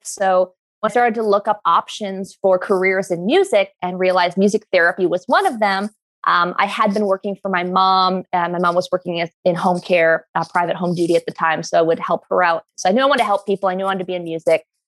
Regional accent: New York, United States; I come from where I grew up in New York

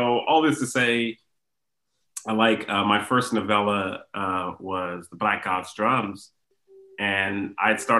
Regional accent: Houston, Texas, United States; I grew up in Houston

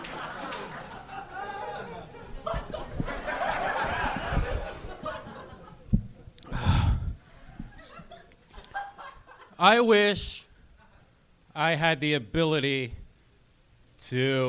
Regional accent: Seattle, Washington, United States; moved away as an adult; now in Los Angeles, United States

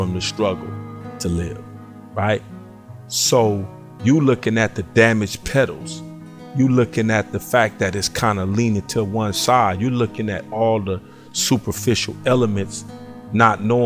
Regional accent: Long Beach, California, United States; also born or lived in Los Angeles, California; now in San Francisco, United States; Single parent, Long Beach, California, on the east side.

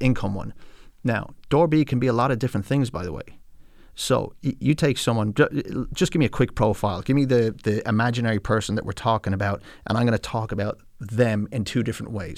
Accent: California, United States; now in Ireland; when I was growing up in California

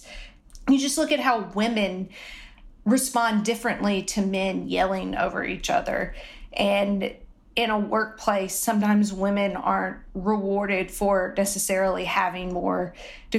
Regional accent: the South, Southern United States, United States; accent: Southern; moved away as an adult; I loved my Southern accent and it just is not going to go away

